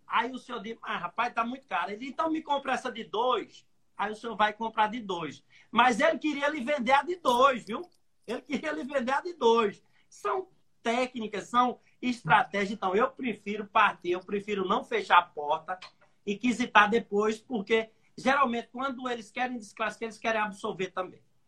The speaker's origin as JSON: {"language": "Portuguese", "region": "Pernambuco", "country": "Brazil", "lives_now": "Recife, Brazil", "said": "Eu sou aqui do Nordeste, Sou de uma cidadezinha bem pequenininha, 20 mil habitantes aqui no interior de Pernambuco. Vim estudar na capital e por aqui fiquei"}